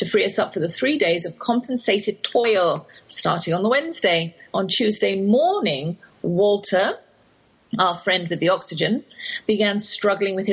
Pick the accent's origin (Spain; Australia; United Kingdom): United Kingdom; England; accent: English; moved away as an adult; now in Texas, United States; that's my English accent you're hearing